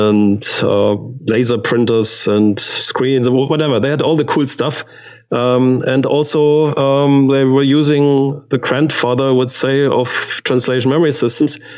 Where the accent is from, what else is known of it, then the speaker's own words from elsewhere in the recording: Stuttgart, Baden-Württemberg, Germany; English is a second language; I grew up in Stuttgart